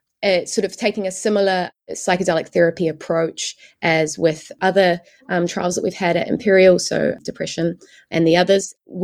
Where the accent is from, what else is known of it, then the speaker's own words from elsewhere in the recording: New Zealand; moved away; I came across from New Zealand.